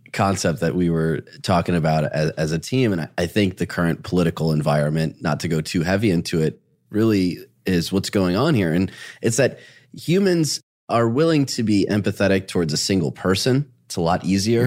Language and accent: English; Dearborn, Michigan, United States; I grew up in Dearborn, Michigan